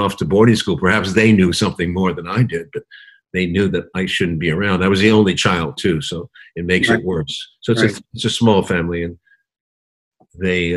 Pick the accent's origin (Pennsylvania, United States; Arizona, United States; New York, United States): New York, United States; New York City; I grew up in Manhattan